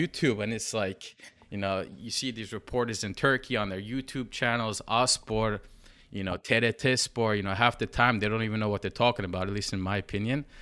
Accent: New York, United States; I'm from New York, just like Emre

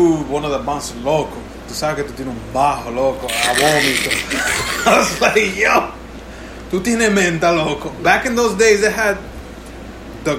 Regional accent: New York City, New York, United States; I was from Uptown

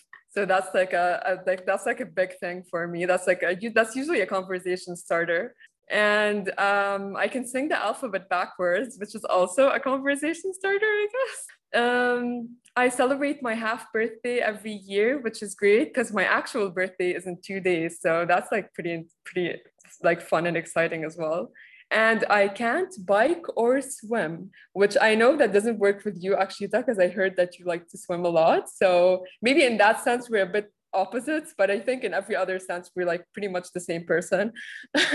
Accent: Lebanon; moved away as an adult; also born or lived in Rome / Dubai; I'm from Lebanon

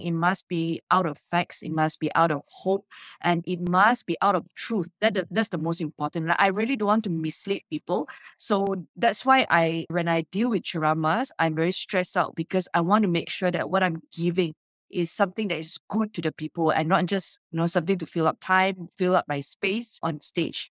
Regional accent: Subang Jaya, Selangor, Malaysia; my hometown, Subang Jaya

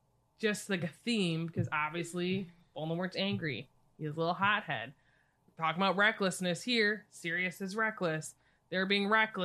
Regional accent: United States; I'm American.

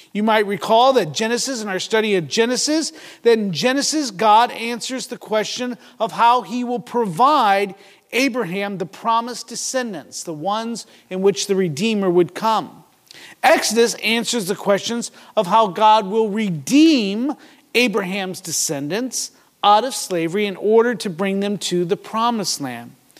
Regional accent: United States; as American

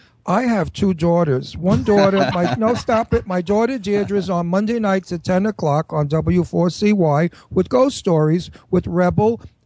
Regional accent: New York City, New York, United States; also born or lived in Brooklyn / Los Angeles; I was from Astoria. I was born in Brooklyn, and then we moved to Astoria, Queens.

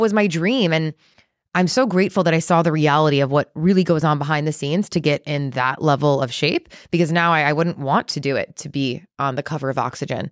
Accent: Chicago, Illinois, United States; now in Texas, United States; I grew up in Chicago in the Midwest

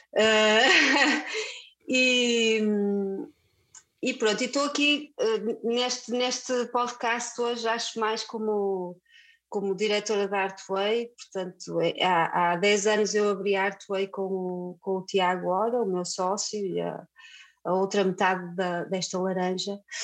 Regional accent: Viana do Castelo, Norte, Portugal; now in Porto, Portugal; sou de Viana do Castelo. E, mas já vivo no Porto há muitos anos, muitos anos, portanto já sou mais do Porto do que da Viana.

